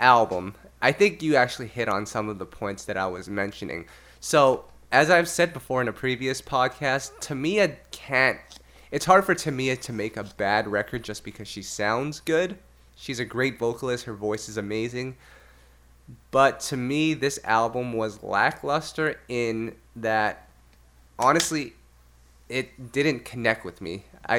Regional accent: Canada; I'm Canadian

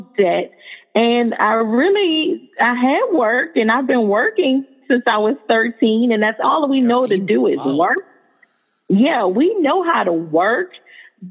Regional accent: New Orleans, Louisiana, United States; moved away as an adult; now in Houston, United States; I was born and raised in New Orleans, Louisiana, to a two-parent family

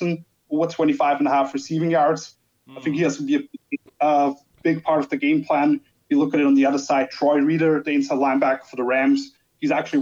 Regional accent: Austria; I'm from Austria, good half an hour away from Vienna

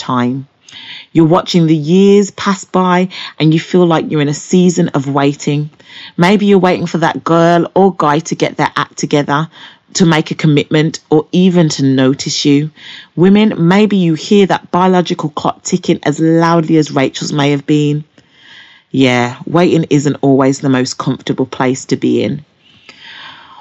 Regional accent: Birmingham, West Midlands, United Kingdom; I'm from Birmingham, England.

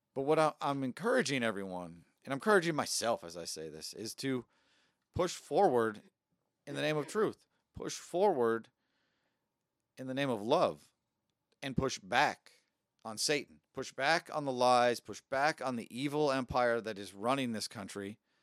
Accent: United States; I'm an American

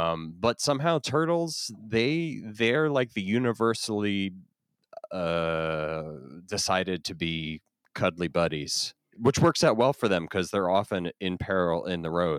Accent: New Jersey, United States; But I grew up in New Jersey, and I spent most of my time like wandering around in the woods

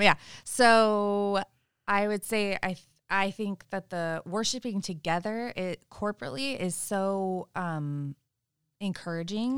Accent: Sebastopol, California, United States; growing up in Sebastopol and also living in Sebastopol, it's very, very spiritual there

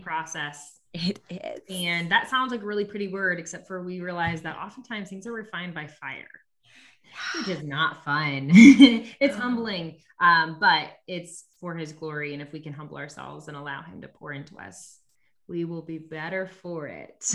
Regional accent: Nebraska, United States; I'm from Nebraska

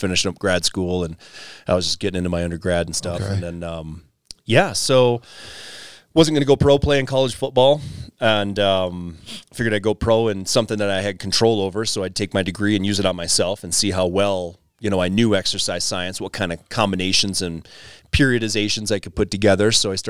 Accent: Wisconsin, United States; moved away as an adult; now in Colorado, United States; You know, coming from the Midwest, wife and I moved out here to Colorado from Wisconsin in 2013 and brought two kids with us

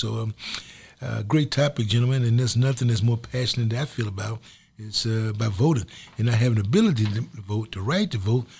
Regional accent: the South, United States; I'm from the South, where it was almost written that you could not vote.

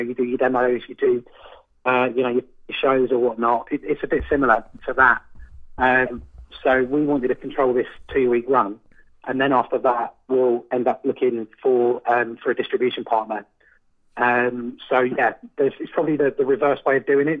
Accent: London, United Kingdom; moved away as an adult; also born or lived in Fulham, London; now in Margate, United Kingdom; I was born in Fulham and was raised around Portobello Road quite a lot

